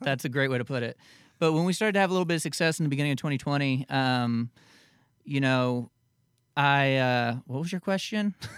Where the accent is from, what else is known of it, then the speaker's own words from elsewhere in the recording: the Florida Keys and South Florida, United States; I grew up in the Keys and down in South Florida